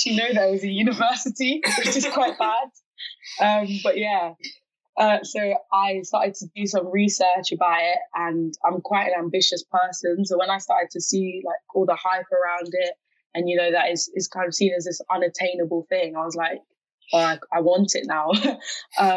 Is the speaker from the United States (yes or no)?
no; Ghana; I'm from Ghana. That's my native country. That's where my parents are from.